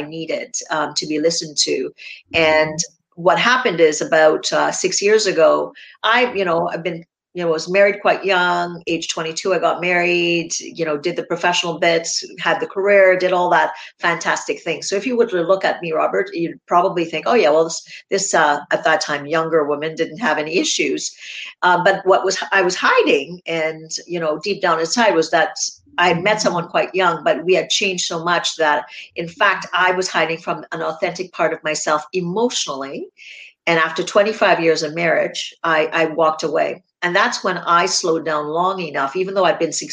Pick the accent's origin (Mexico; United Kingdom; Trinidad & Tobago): Trinidad & Tobago; I grew up in Trinidad and Tobago in the Caribbean.